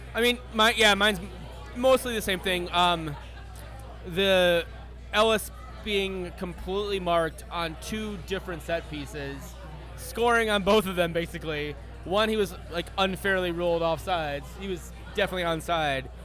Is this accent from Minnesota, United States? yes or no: yes; Minnesota, United States; I grew up in Minnesota. I played hockey growing up.